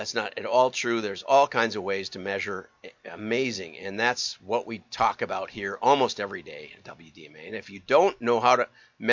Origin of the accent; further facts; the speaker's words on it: Wisconsin, United States; I'm from Wisconsin and have some background